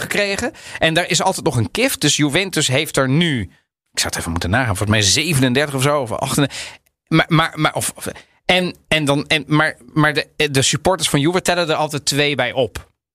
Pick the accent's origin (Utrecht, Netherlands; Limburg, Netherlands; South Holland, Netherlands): South Holland, Netherlands; The Hague; ik kom uit Den Haag